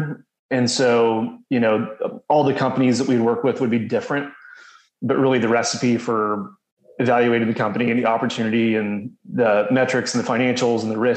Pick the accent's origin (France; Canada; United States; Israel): United States; Houston, Texas; also born or lived in New Orleans, Louisiana / Waco, Texas / Dallas, Texas; but my parents quickly moved to Houston 6 months later. I grew up in Houston